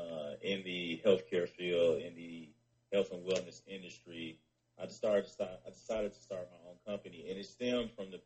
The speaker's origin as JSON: {"language": "English", "town": "Memphis", "region": "Tennessee", "country": "United States", "tie": "born or raised there", "moved": "as an adult", "lives_now": "Atlanta, United States", "said": "I was born and raised in Memphis, Tennessee"}